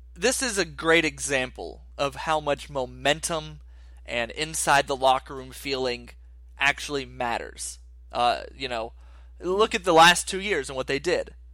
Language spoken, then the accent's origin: English; Dothan, Alabama, United States; I grew up in Dothan, which is a solid forty, forty-five minute drive away